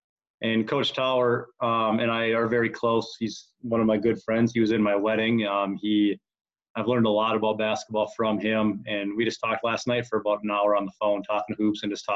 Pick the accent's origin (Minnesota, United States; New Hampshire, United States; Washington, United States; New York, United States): Minnesota, United States; Rice; I grew up in Rice, Minnesota